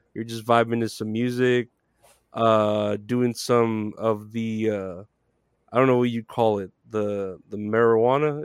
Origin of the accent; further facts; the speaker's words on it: Texas, United States; I'm from Texas